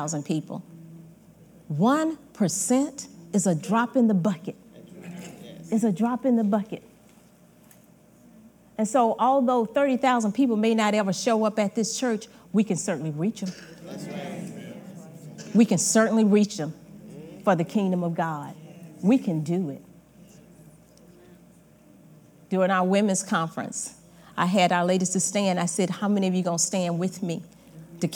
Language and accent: English; Georgia, United States; moved away as an adult; I'm originally from Georgia